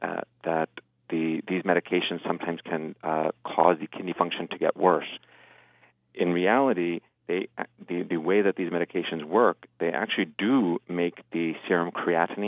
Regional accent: New Jersey, United States; I was born and raised in New Jersey

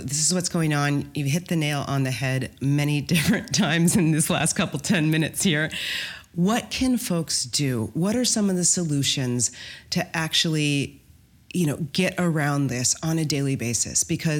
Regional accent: Midwest, United States; I'm from the Midwest. Of course I have.

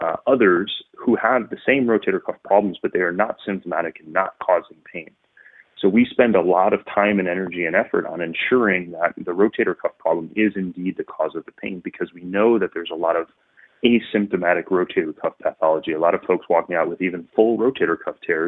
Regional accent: Northwest Indiana, United States; moved away as an adult; also born or lived in Denver, Colorado; now in Chicago, United States; I grew up just outside of Chicago in Northwest Indiana

